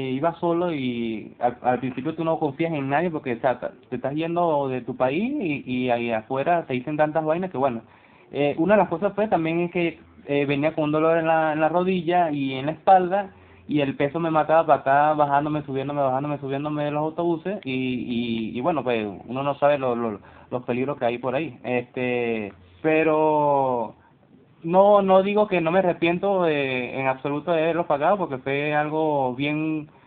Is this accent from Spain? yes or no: no; Colombia; te cuento que en el, en el buque que me vine de Colombia no había baño para hacer del dos.